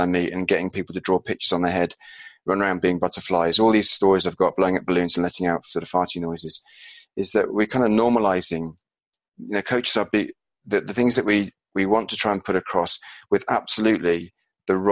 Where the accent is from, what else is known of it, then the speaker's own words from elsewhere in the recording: Glastonbury, South West England, United Kingdom; I grew up near Glastonbury